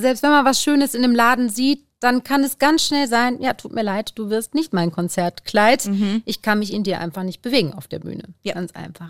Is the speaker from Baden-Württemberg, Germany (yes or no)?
no; the Ruhr area, North Rhine-Westphalia, Germany; wie man bei uns im Pott sagt